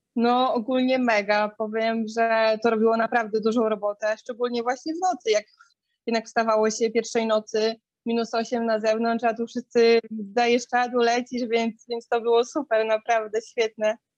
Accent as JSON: {"language": "Polish", "town": "Białystok", "region": "Podlaskie Voivodeship", "country": "Poland", "said": "w Białymstoku, jestem z Białego Stoku"}